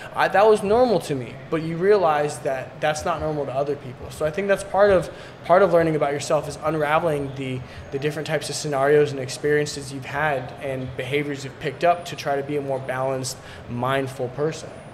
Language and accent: English; Seattle, Washington, United States; also born or lived in Poland; now in San Diego, United States; I was born in Seattle but lived in Poland growing up back and forth like mainly during the summer